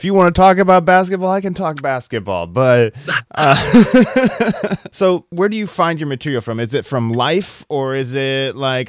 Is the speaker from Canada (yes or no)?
no; Midwest, United States; Growing up in the Midwest